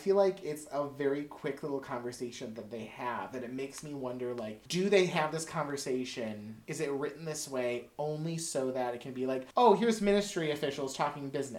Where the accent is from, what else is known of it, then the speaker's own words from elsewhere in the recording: Slovenia; I'm Slovenian, which is close to Bulgaria